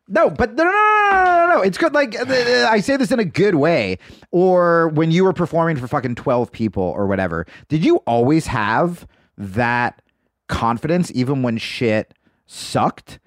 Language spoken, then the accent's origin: English; New Jersey, United States; also born or lived in New York / Los Angeles; now in Austin, United States; I grew up in New Jersey